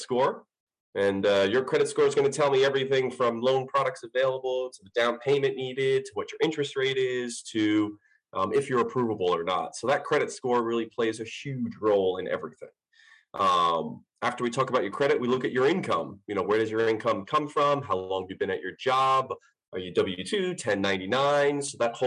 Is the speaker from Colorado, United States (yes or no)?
no; Long Island, New York, United States; moved away as an adult; now in Clayton, United States; I'm originally from Long Island, moved down to the Clayton area, actually, about 6 years ago.